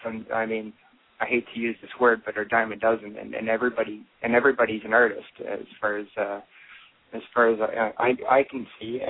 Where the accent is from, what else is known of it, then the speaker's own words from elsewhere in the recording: Elora, Ontario, Canada; also born or lived in London, Ontario / Toronto; I am from Elora, Ontario, Canada, which is, again, 2 hours north of Toronto. It's a small town. It's got, it's getting bigger as I'm getting older, but when I grew up there